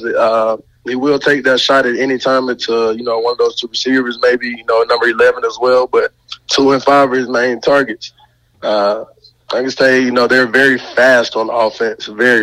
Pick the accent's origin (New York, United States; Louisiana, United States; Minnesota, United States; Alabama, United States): Alabama, United States; Montgomery; moved away; I'm from Montgomery, Alabama